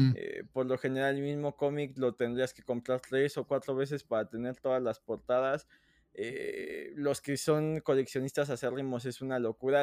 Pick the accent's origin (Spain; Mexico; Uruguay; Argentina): Mexico; aquí nos quejamos siempre de nuestro propio país